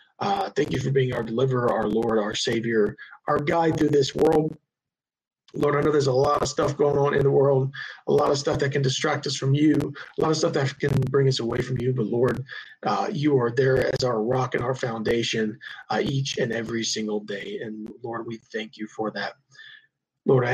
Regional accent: High Point, North Carolina, United States; I grew up in High Point, North Carolina

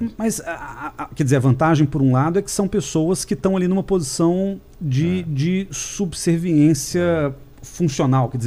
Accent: Belo Horizonte, Minas Gerais, Brazil; moved away as an adult; now in São Paulo, Brazil; eu vim de Belo Horizonte para São Paulo fazer mestrado, comecei a dar aula aqui.

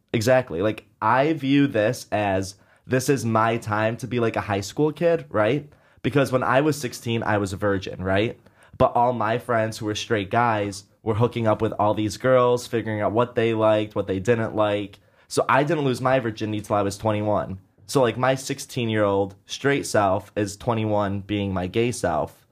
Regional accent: Syracuse, New York, United States; moved away as an adult; now in New York, United States; I grew up in Syracuse

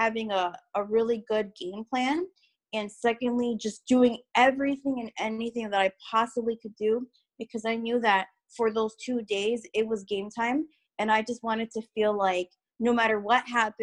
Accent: Chicago, Illinois, United States; I'm from Chicago, Illinois. So inner city, northwest side.

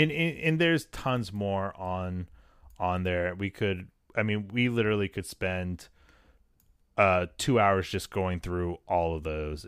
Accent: New England, United States; growing up in New England

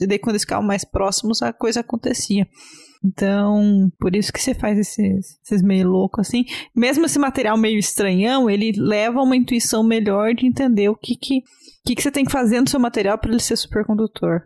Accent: Brazil; eu, como boa brasileira

